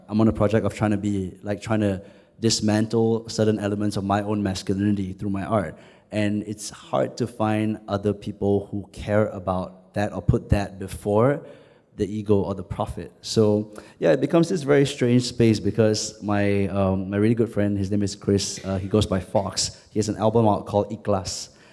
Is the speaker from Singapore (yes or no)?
yes; Singapore; I identify more as Southeast Asian than as Singaporean